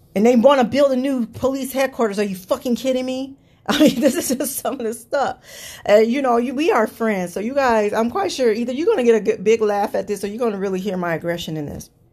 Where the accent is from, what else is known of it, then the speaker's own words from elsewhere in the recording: United States; I'm an American citizen